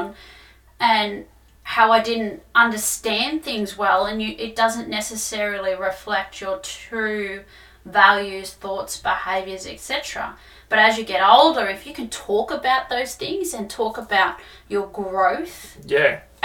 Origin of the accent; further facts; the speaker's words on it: Darug country, New South Wales, Australia; Darug country. That's my home. That's my land, my connection to my people.